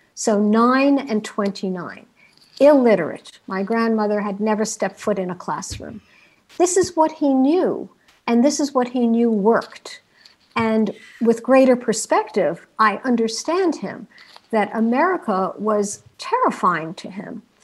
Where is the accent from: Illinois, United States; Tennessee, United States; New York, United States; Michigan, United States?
New York, United States; New York City; my own aspirations as a young American child growing up in New York City